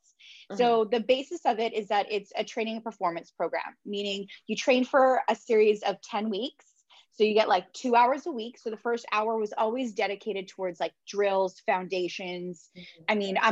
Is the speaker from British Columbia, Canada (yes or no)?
yes; Vancouver, British Columbia, Canada; I'm originally from Vancouver